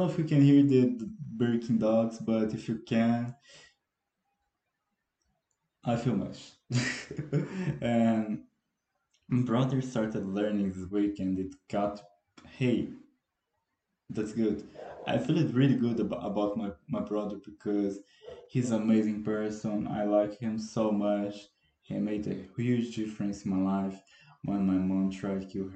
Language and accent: English; Brazil; first language Portuguese; English is a second language